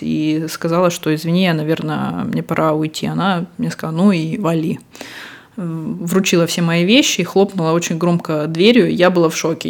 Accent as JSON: {"language": "Russian", "country": "Russia", "moved": "yes", "lives_now": "Barcelona, Spain", "said": "мы оба из России"}